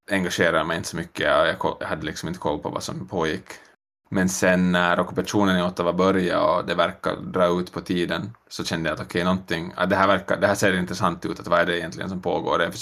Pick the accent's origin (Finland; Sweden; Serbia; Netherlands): Finland; moved away as an adult; also born or lived in New York; now in Montreal, Canada; Ah, jag flyttade från Finland 2017 i augusti. Bodde i New mm. York en sväng först, ett år